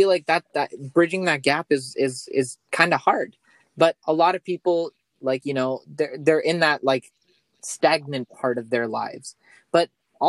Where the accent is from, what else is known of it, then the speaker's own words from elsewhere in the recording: Toronto, Ontario, Canada; I'm from Toronto, Canada.